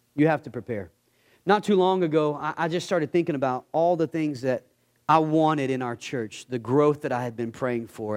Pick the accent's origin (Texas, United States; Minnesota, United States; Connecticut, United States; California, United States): Texas, United States; I'm from Texas